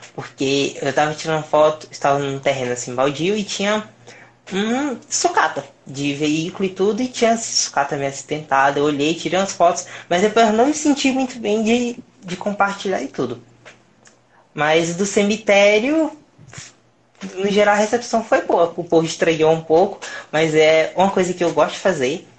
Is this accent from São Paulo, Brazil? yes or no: no; Pedro II, Piauí, Brazil; moved away as an adult; now in Teresina, Brazil; eu sou de Pedro II do Piauí, atualmente estou aqui dando meu primeiro passo para ir para o mundo, aqui em Teresina.